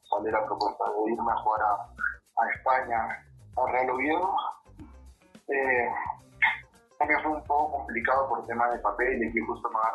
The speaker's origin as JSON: {"language": "Spanish", "town": "Ventanilla", "region": "Callao", "country": "Peru", "tie": "born or raised there", "said": "Yo crecí en, en, Ventanilla, yo soy de la ciudad satélite de Ventanilla."}